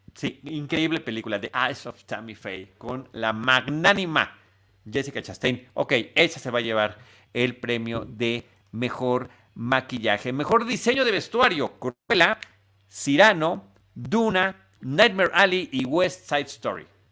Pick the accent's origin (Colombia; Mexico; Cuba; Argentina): Mexico; como mexicano, como ciudadano global, por, supuesto, pero como mexicano